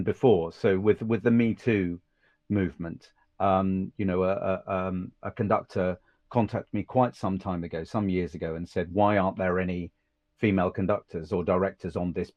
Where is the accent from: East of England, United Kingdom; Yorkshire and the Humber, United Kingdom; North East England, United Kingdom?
East of England, United Kingdom; Suffolk; also born or lived in Cambridge; I grew up in Suffolk with a nice middle class privileged family.